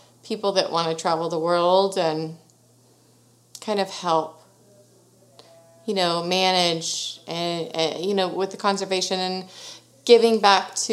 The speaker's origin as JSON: {"language": "English", "town": "Sugar Land", "region": "Texas", "country": "United States", "tie": "born or raised there", "said": "I was born and raised in Sugar Land, Texas, which is very close"}